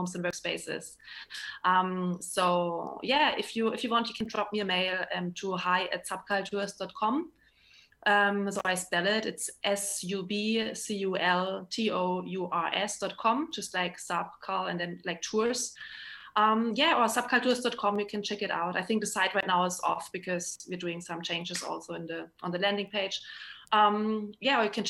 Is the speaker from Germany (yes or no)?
yes; near Stuttgart, Baden-Württemberg, Germany; accent: German; English is a second language; moved away as an adult; also born or lived in Australia; now in Berlin, Germany; I'm originally from South Germany, you know, close to Stuttgart.